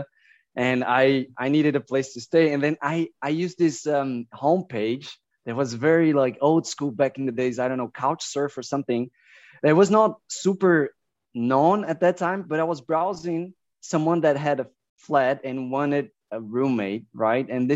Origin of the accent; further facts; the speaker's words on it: Campina Grande, Paraíba, Brazil; moved away as an adult; also born or lived in Denmark; now in Germany; I'm originally from, we call it big fields, Campina Grande